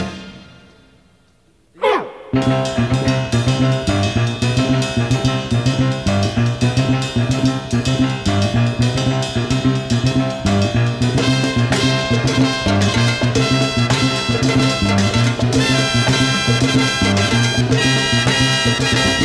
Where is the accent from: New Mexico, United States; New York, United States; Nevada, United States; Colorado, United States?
New York, United States; as a New Yorker myself, fifth generation New Yorker, I should say, on my dad's side